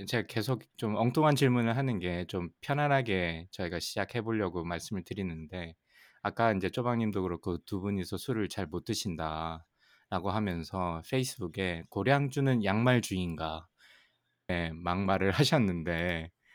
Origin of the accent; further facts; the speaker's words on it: Ulsan, South Korea; 울산 출신.